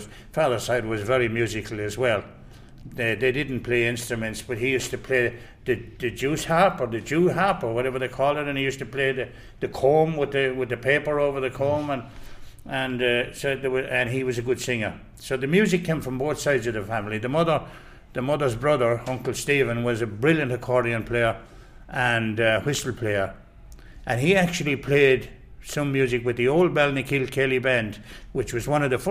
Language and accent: English; County Clare, Ireland; also born or lived in Galway; now in Australia; I was born in Galway. I was raised in Clare.